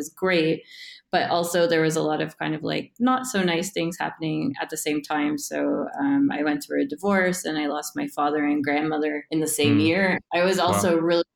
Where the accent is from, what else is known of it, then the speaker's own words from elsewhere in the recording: Canada; moved away as an adult; also born or lived in Woodstock, Ontario / Cape Breton Island, Nova Scotia / Toronto / Calgary; I'm originally from Canada, and I was born in a small city a couple of hours outside of Toronto called Woodstock. And then I actually lived in a few places across Canada